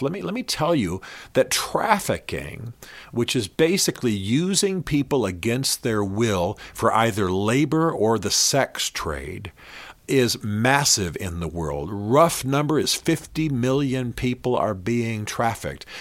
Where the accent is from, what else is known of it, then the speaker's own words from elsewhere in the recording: Berlin, Germany; I grew up in Berlin, Germany.